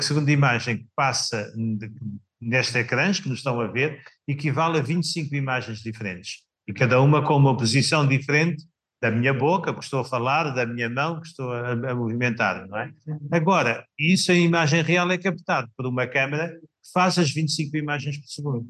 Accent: Samora Correia, Santarém District, Portugal; na minha terra natal, Samora Correia

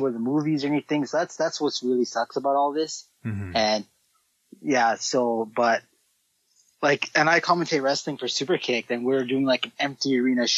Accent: Toronto, Ontario, Canada; I'm from Toronto.

